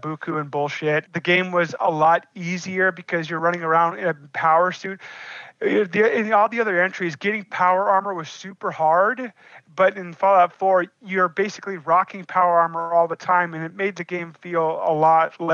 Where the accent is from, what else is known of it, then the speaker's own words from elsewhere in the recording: Alaska, United States; as Alaskans, because you know here in Alaska